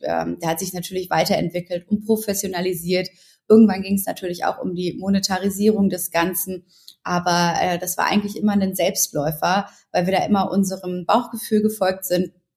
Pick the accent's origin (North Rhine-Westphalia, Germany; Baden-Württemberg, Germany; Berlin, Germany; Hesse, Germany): North Rhine-Westphalia, Germany; Ruhr area; ich komme aus dem Ruhrgebiet, ich bin relativ bodenständig, ähm, ich komme aus einem ganz tollen Elternhaus und bin mit wahnsinnig viel Liebe aufgewachsen